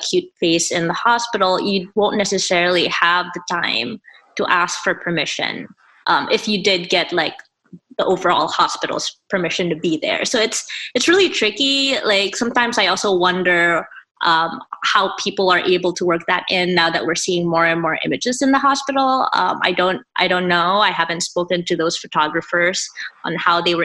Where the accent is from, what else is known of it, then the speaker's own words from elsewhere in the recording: Philippines; moved away as an adult; I grew up in the Philippines. I finished high school there. And then when I moved here for college